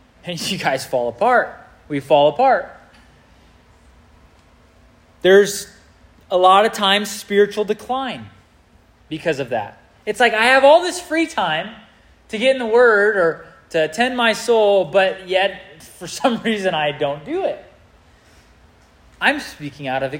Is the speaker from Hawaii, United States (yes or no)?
no; Southern California, United States; now in Illinois, United States; I'm from Southern California